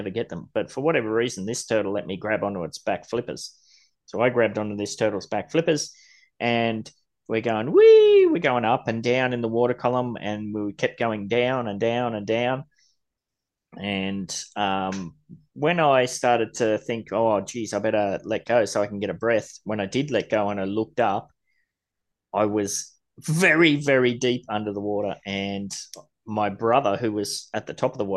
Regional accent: Gold Coast, Queensland, Australia; I grew up on the Gold Coast, surfing as a young kid every morning before school, after school.

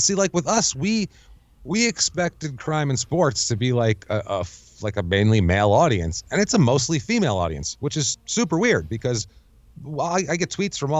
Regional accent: New York, United States; I grew up in New York.

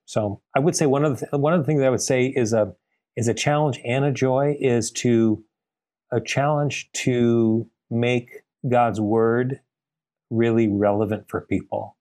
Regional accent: Glendale, California, United States; also born or lived in Bay Area, California; now in San Diego, United States; I was uh, born and raised in Glendale, California, in the LA area

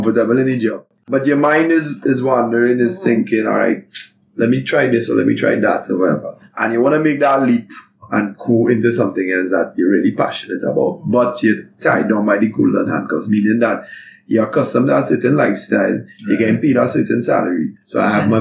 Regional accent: Arima, Trinidad & Tobago; I am personally not from Venezuela, from born and bred in Malabar, Arima

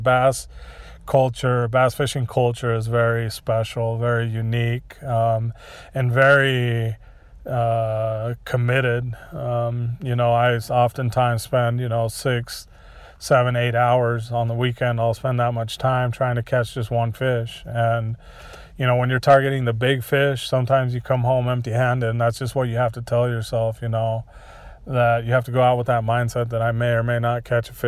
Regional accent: Stanfield, Oregon, United States; I grew up in Umatilla County in a little town called Stanfield, close to Hermiston

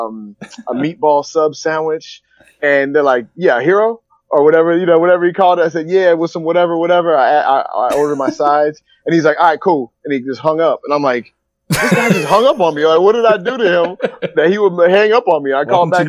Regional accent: Spokane, Washington, United States; moved away as an adult; also born or lived in Sacramento, California / Long Island, New York; I'm from Sacramento originally, and I grew up in Spokane, Washington

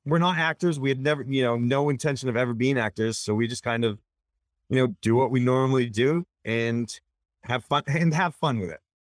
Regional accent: Augusta, Maine, United States; also born or lived in Wayne, Maine; I grew up with my sister in Augusta.

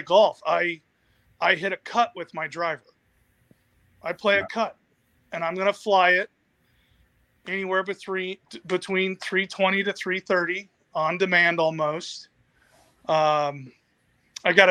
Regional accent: Phoenix, Arizona, United States; I'm from Phoenix

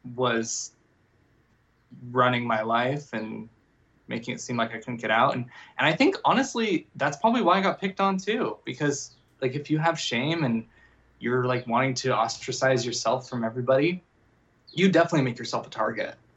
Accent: Las Vegas, Nevada, United States; I grew up, I grew up in Las Vegas

